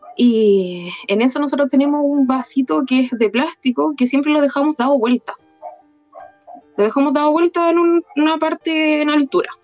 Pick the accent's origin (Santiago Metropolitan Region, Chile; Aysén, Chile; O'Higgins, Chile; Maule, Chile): Santiago Metropolitan Region, Chile; Maipú; Yo soy de Chile